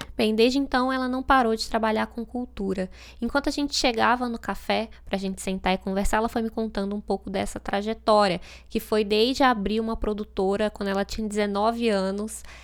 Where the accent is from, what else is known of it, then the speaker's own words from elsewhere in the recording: Brasília, Federal District, Brazil; moved away; Eu não nasci em Brasília, mas a cidade faz parte da minha história. Então eu fico um pouco com preguiça quando eu digo que vim de Brasília